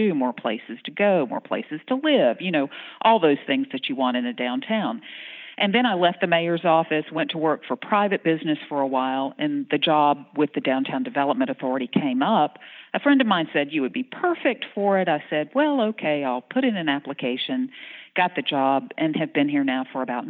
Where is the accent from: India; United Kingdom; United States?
United States; North Florida; moved away as an adult; also born or lived in Pensacola, Florida; now in Shreveport, United States; I'm originally from North Florida. So I'm a beach gal